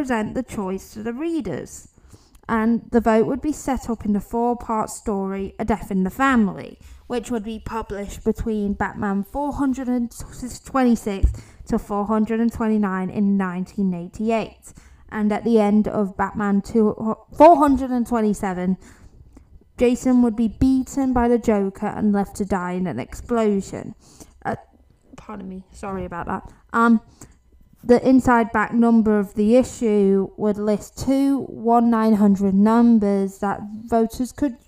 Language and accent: English; United Kingdom; I'm not American, I'm a Brit.